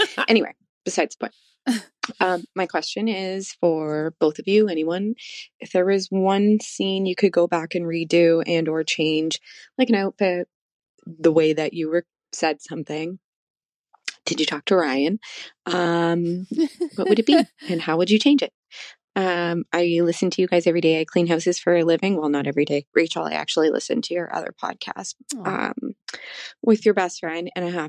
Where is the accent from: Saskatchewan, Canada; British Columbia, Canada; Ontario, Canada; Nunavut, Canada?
Ontario, Canada; I'm from Canada, Ontario, to be specific. Aww. I'm about an hour and 20 minutes from Toronto.